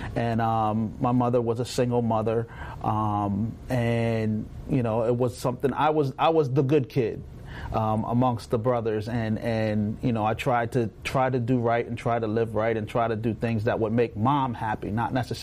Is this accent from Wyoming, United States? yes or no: no; Woodbine, New Jersey, United States; also born or lived in Middle Township, New Jersey; I grew up in Woodbine, New Jersey. It's a small town, very small town.